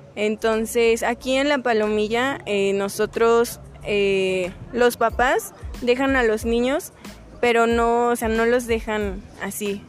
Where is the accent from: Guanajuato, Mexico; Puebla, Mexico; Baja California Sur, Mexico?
Guanajuato, Mexico; Dolores Hidalgo; yo soy de aquí de Dolores